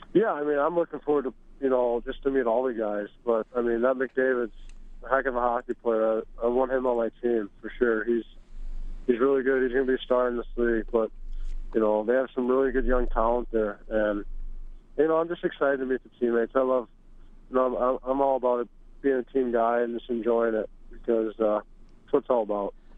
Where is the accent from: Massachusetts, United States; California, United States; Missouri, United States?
Missouri, United States; St. Louis; I uh, grew up in St. Louis